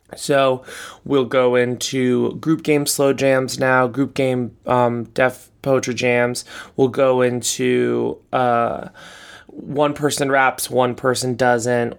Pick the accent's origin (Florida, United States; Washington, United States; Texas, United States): Florida, United States; Boca Raton; moved away as an adult; now in New York, United States; I'm from, yeah, I'm from Boca Raton, Florida